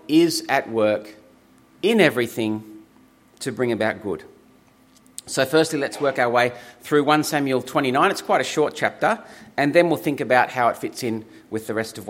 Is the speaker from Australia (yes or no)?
yes; Griffith, New South Wales, Australia; I grew up in Griffith, and when I was growing up there as a teenager